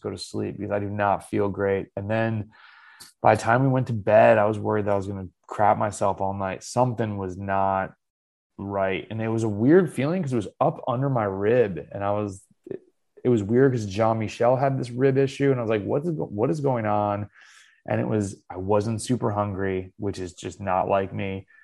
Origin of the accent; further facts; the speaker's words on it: United States; Being an American cyclist